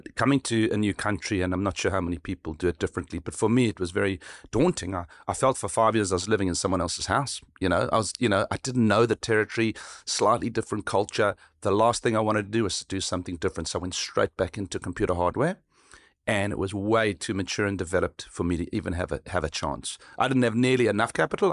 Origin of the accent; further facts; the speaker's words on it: South Africa; where I grew up in South Africa